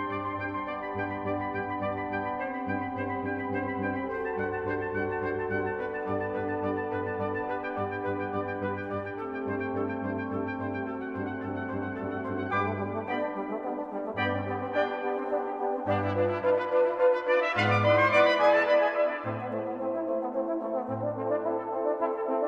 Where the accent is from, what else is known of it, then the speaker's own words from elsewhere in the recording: Campbeltown, Scotland, United Kingdom; now in United States; spending a wonderful New Year with friends and family in my hometown of Campbelltown